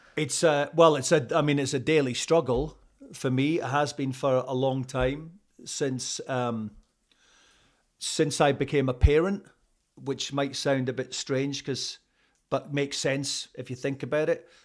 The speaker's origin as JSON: {"language": "English", "region": "Scotland", "country": "United Kingdom", "also_born_or_lived": "Canada / Toronto", "accent": "Scottish", "moved": "as an adult", "said": "being Scottish"}